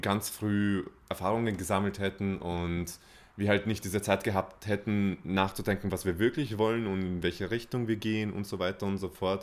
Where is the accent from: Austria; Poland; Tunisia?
Austria; bei uns in Österreich.